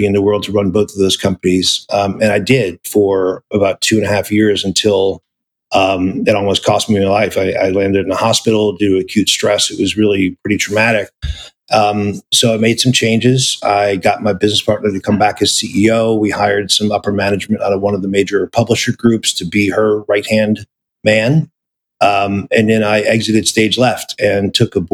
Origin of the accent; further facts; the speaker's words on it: New Orleans, Louisiana, United States; moved away as an adult; also born or lived in Seattle; being from New Orleans